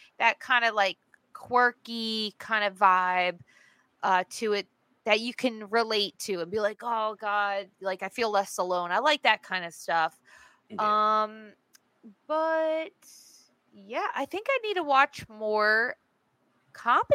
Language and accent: English; Lakehurst, New Jersey, United States; moved away as an adult; also born or lived in New York; now in Los Angeles, United States; I'm really from a small town called Lakehurst.